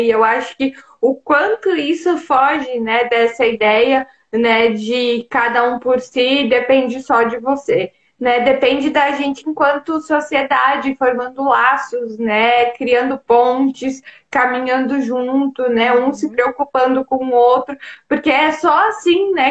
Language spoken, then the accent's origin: Portuguese; Brazil; now in Europe; enquanto brasileiro